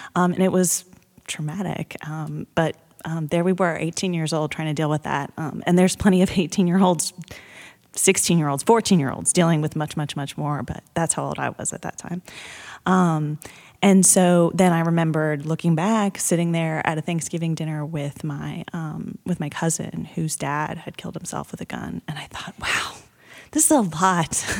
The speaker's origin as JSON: {"language": "English", "town": "Blacksburg", "region": "Virginia", "country": "United States", "tie": "born or raised there", "said": "I grew up in Blacksburg, Virginia, as did my husband"}